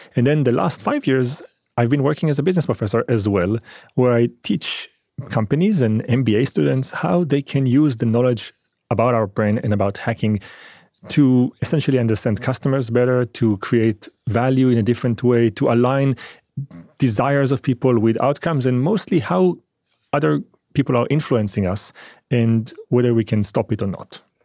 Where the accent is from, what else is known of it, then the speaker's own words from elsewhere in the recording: Israel; also born or lived in France; I was born in France, and I was raised in Israel.